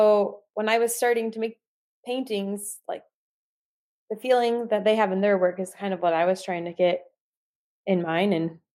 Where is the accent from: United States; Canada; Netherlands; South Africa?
United States; Michigan; I grew up in Southern Michigan, which is not close to the lake.